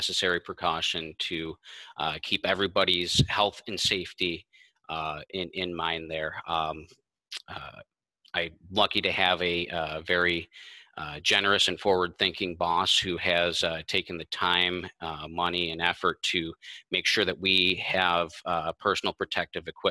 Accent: Kenmore, New York, United States; I grew up in Kenmore, so I know the people, I know the area

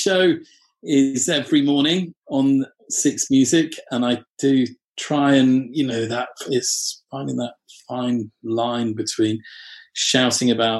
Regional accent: North Shropshire, West Midlands, United Kingdom; I'm from North Shropshire

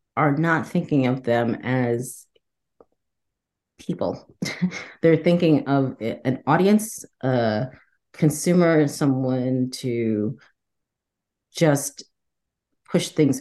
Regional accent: New York City, New York, United States; also born or lived in Trinidad, Trinidad and Tobago; I was born in Trinidad in the West Indies. I grew up in the Bronx

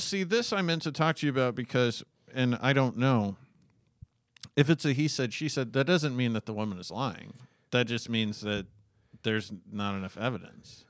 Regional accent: Alaska, United States; I was born in nineteen eighty-two and I grew up in Alaska

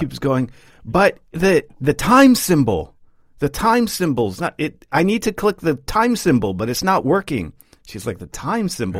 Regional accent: United States; now in Sweden; as an American

